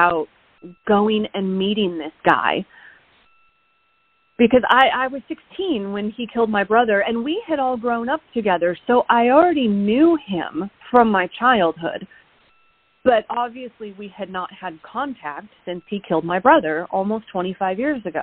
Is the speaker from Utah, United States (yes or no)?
no; Oregon, United States; moved away; I was in Oregon, in my hometown, for 6 months